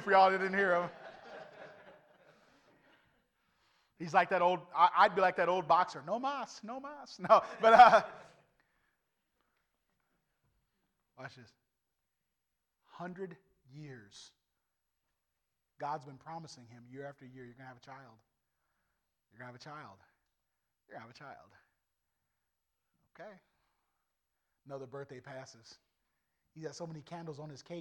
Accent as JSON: {"language": "English", "country": "United States", "said": "I'm an American through and through"}